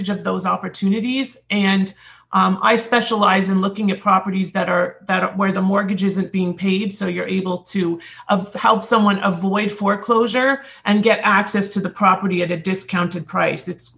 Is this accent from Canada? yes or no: yes; Toronto, Ontario, Canada; now in United States; in Toronto, my hometown